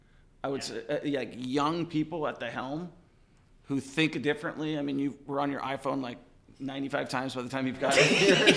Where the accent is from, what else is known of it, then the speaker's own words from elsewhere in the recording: Seattle, Washington, United States; now in Kansas City, United States; I'm from Seattle originally.